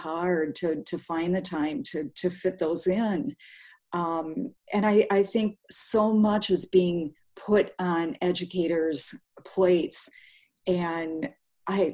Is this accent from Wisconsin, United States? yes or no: yes; southern Wisconsin, United States; also born or lived in Winona, Minnesota; now in Milwaukee, United States; I grew up on a small farm in the middle of southern Wisconsin